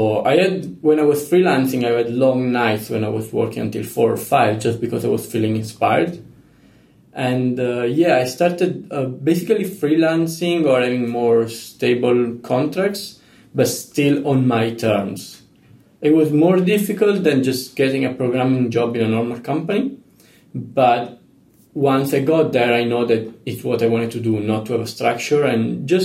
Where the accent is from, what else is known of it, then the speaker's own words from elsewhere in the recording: Italy; moved away as an adult; also born or lived in Leicester, United Kingdom / Rome / Spain; I'm originally from Italy, and I also studied in the UK for a couple of years. But then I decided to go back to Italy because just Rome, my friends, it's where my life was